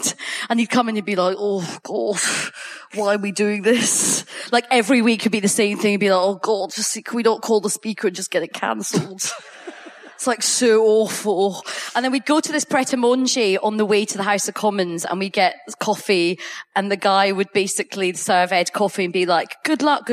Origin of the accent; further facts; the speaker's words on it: Coatbridge, Scotland, United Kingdom; now in London, United Kingdom; I grew up in Coatbridge